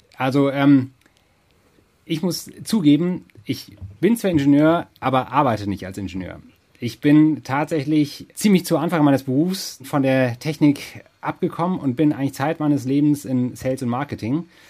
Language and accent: German; Germany; ich bin auf dem Dorf aufgewachsen in der Nähe von Hamburg